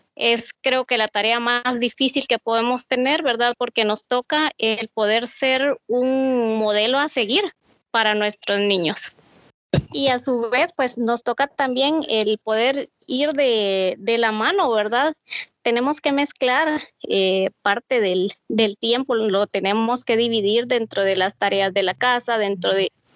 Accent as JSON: {"language": "Spanish", "town": "Mazatenango", "region": "Suchitepéquez", "country": "Guatemala", "said": "soy de Mazatenango, Suchitepeques"}